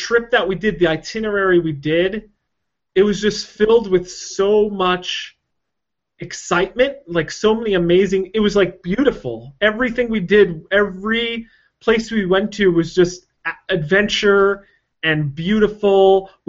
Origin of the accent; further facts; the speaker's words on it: United States; as an American